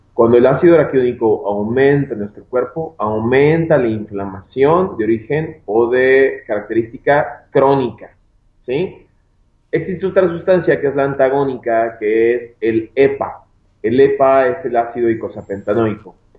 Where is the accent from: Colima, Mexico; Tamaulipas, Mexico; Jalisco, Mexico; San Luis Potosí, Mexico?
Jalisco, Mexico; Guadalajara; Yo soy de acá de Guadalajara, Jalisco, México. Yo me encuentro trabajando aquí en mi, en mi ciudad natal, que es una ciudad de Guadalajara.